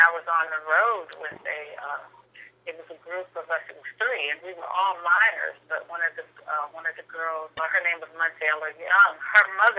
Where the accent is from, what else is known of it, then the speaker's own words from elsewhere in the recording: Ohio, United States; moved away; also born or lived in New York; I grew up in Ohio, a small town about 25 miles west of Cleveland prior to coming to moving to New York